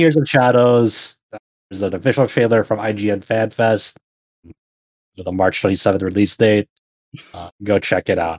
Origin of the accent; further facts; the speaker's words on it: Philippines; as a Filipino person